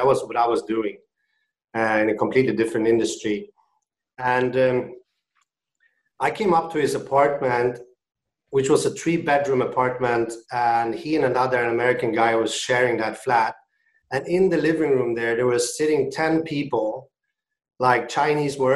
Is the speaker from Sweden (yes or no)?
yes; Sweden; moved away as an adult; now in China; I'm from Sweden originally. I moved out to China back in 2007